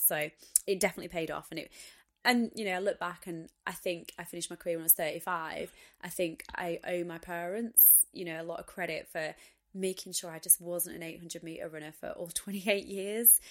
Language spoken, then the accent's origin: English; United Kingdom; being British, being female